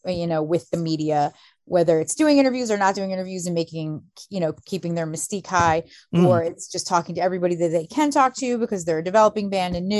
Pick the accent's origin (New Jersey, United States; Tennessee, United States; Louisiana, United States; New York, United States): New Jersey, United States; right outside of Philadelphia; I grew up right outside of Philly in New Jersey